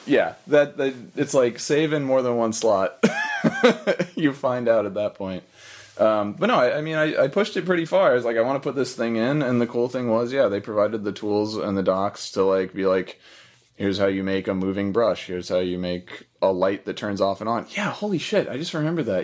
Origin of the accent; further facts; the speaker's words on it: Florida, United States; moved away as an adult; also born or lived in Missouri / Oregon; I lived in Missouri until I was nine, I think, and then I lived in Florida till I was nineteen, and then moved to Oregon from there